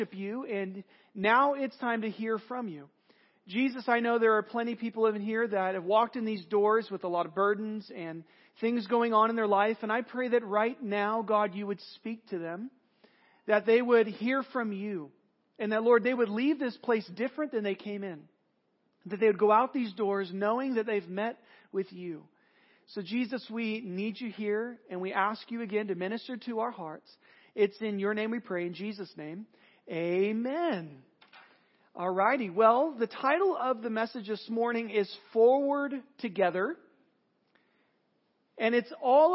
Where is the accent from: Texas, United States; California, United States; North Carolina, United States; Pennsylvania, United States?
California, United States; I'm from California